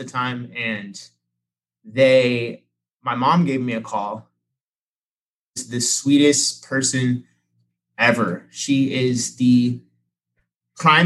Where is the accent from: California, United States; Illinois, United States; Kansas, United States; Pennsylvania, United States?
California, United States; Sacramento; also born or lived in San Diego; I grew up in the Sacramento area